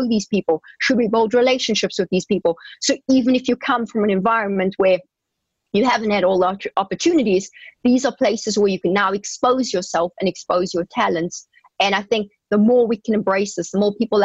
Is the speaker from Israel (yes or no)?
no; South Africa; moved away as an adult; I grew up in South Africa, as you know, and we never had exposure to this kind of thing